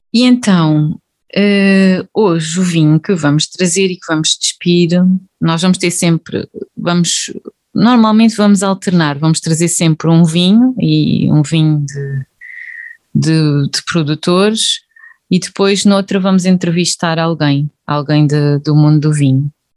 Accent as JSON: {"language": "Portuguese", "town": "Évora", "region": "Alentejo", "country": "Portugal", "moved": "as an adult", "lives_now": "North of Portugal, Portugal", "said": "Eu sou, sou alentejana, um, de Évora. Estou a viver neste momento no Norte"}